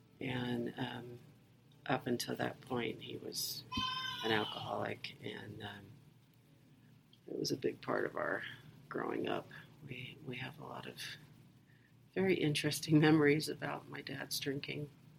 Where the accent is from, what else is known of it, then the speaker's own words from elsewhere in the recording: England, United Kingdom; born there; also born or lived in Mississippi, United States / Dover, United States; My dad was in the Air Force, so we moved around a lot. I was born in England. And we lived in Mississippi a couple times. We lived in Dover, Delaware during the Vietnam War.